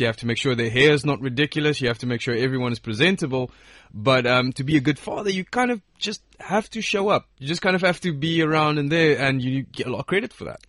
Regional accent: South Africa; where I'm from, I'm from South Africa

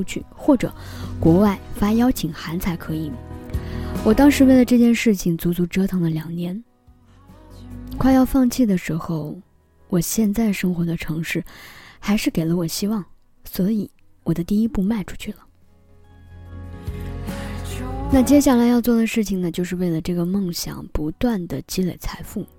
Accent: China; moved away as an adult; 我出生在一个比较偏远的城市，偏远到刚从那里换到另一个城市的时候，很多人都不知道中国居然还有这么一个地方，

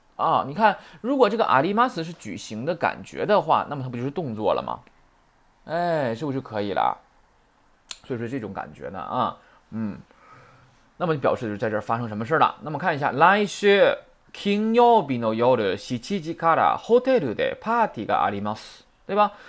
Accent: Northeast China, China; accent: Northeastern Mandarin (Dongbei hua); 你们是想听我说东北话呀

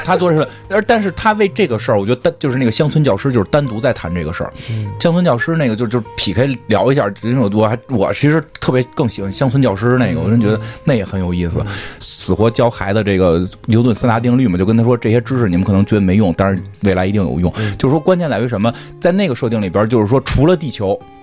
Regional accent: China; 我们中国人

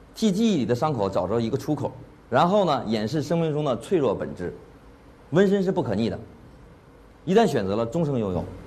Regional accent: China; 我是中国人

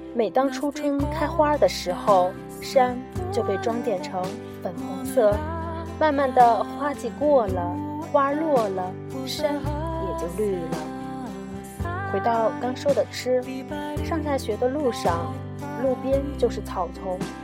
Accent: Genhe, Inner Mongolia, China; 家乡根河

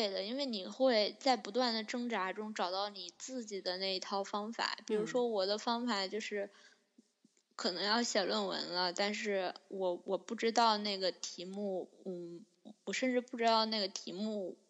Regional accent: China; 就只有我我我我曾经上过一个课，就只有我一个中国人，

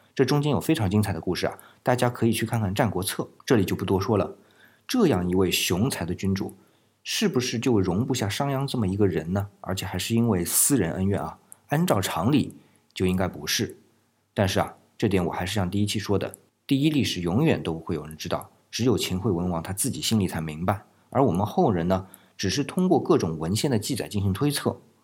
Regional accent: China; 我们中国人可是对于死去以后的遗体很重视的

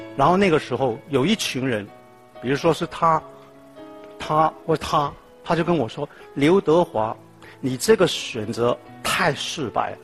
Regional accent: Hong Kong; also born or lived in Tai Po; 一九六一年，我在一个农村的地方出生，那个是叫大鹏

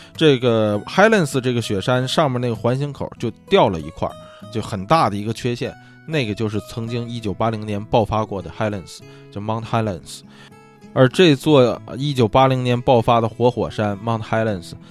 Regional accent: China; now in Los Angeles, United States; 一听我是中国人嘛

